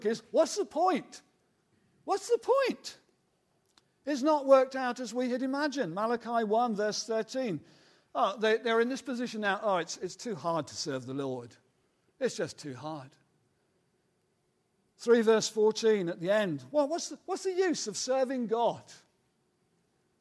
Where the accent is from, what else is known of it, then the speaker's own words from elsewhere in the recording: United Kingdom; those of us who are British, we kind of grow up in that kind of world of cynicism